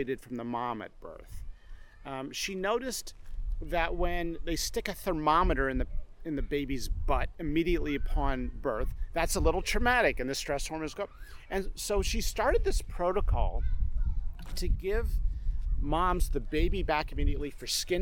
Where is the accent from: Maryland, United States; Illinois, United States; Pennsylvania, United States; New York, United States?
Pennsylvania, United States; rural; also born or lived in England; I was a kid, we'd go to Friday Night Lights in this small town in rural Pennsylvania